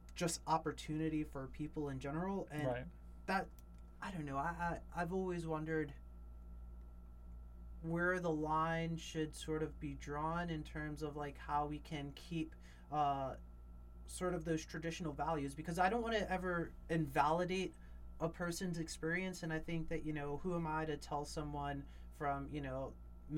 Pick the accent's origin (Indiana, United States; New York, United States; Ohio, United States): New York, United States; I come from New York